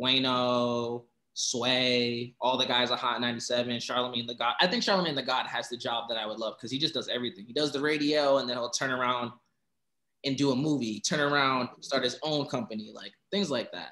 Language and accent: English; Providence, Rhode Island, United States; I'm from Providence, Rhode Island